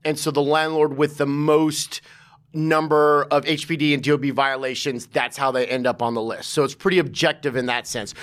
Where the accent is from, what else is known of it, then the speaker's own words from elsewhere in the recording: Santa Monica, California, United States; now in New York City, United States; I grew up in in, in, in Santa Monica, L